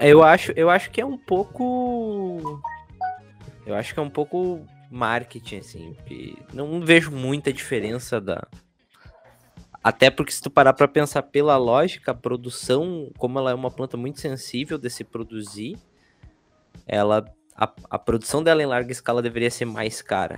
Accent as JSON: {"language": "Portuguese", "region": "Rio Grande do Sul", "country": "Brazil", "tie": "born or raised there", "said": "sou gaúcho de nascença"}